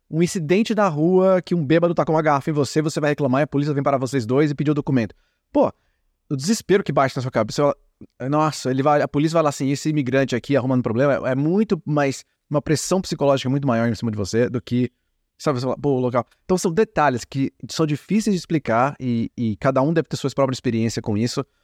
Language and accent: Portuguese; Brazil; moved away; passando quase uma década, ou mais de uma década aqui como brasileiro, né, no exterior